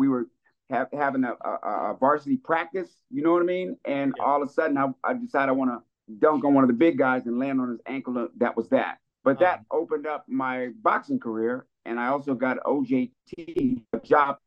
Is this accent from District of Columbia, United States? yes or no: yes; Washington, District of Columbia, United States; moved away; also born or lived in Bethesda, Maryland / Hollywood; You're at my hometown right now